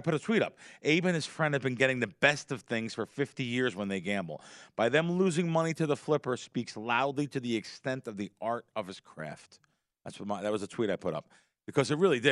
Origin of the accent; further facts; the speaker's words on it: New Jersey, United States; also born or lived in Queens, New York; I grew up in Pujols in North Jersey and New York, in Queens.